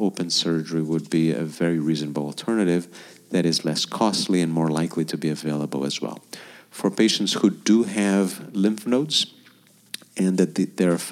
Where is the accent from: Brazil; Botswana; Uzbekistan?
Brazil; I'm going to use Brazil as my home country